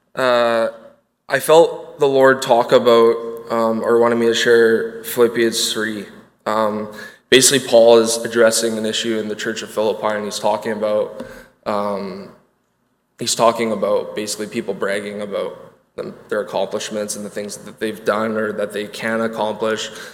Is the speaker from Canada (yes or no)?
yes; Winnipeg, Manitoba, Canada; I grew up in Winnipeg, Manitoba